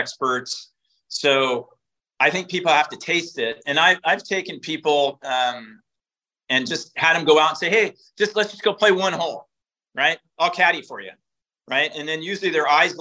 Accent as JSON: {"language": "English", "town": "Eugene", "region": "Oregon", "country": "United States", "tie": "born or raised there", "said": "I was born and raised in Eugene, Oregon, so Tracktown, USA."}